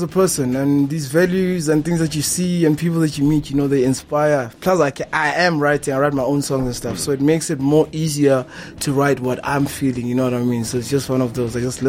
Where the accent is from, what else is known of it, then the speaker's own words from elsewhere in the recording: Harrismith, Free State, South Africa; now in Grootvlei, South Africa; We come from Harrismith